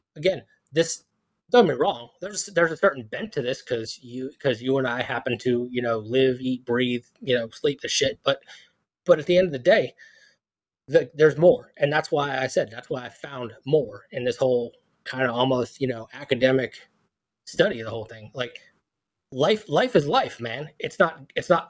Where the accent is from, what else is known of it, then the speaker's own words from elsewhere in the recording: Philadelphia, Pennsylvania, United States; moved away; I'm from Philadelphia